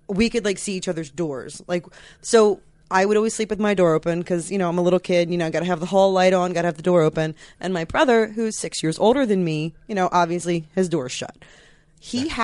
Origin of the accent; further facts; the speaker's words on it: Philadelphia, New Jersey, United States; accent: South Jersey, Philadelphia; I'm 100% like South Jersey, Philadelphia